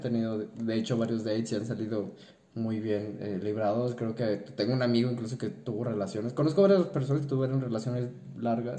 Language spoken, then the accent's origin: Spanish; Mexico; somos mexicanos